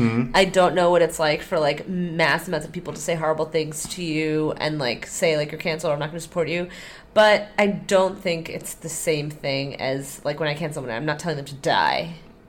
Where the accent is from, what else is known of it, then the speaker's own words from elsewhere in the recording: Neath, Wales, United Kingdom; hey guys, I'm from Neath.